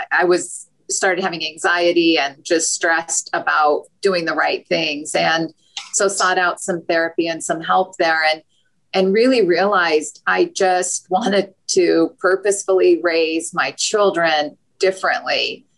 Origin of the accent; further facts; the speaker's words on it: Utah, United States; I grew up in Utah.